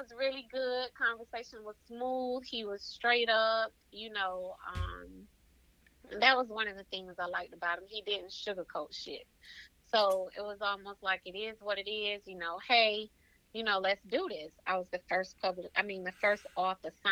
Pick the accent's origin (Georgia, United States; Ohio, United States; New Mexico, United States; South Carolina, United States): Georgia, United States; Waynesboro; also born or lived in Augusta, Georgia; Augusta is the place that's like 25 minutes from Waynesboro, my hometown